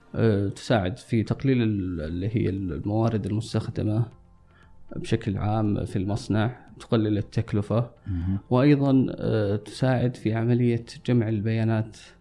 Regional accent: Saudi Arabia; عندنا في السعودية

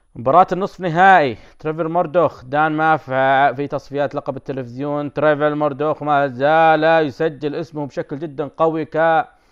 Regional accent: Saudi Arabia; عندنا بالسعوديه

